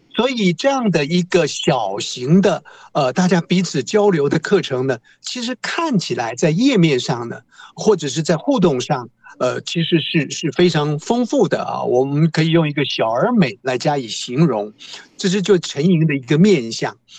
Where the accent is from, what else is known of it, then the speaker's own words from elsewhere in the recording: Taiwan; 我们台湾话